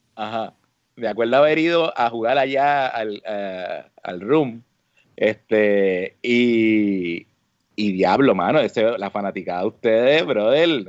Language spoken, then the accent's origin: Spanish; San Juan, Puerto Rico; moved away as an adult; also born or lived in Carolina, Puerto Rico / Trujillo Alto, Puerto Rico; now in United States; yo me crié en, Río Piedra, este, entre Río Piedra y Carolina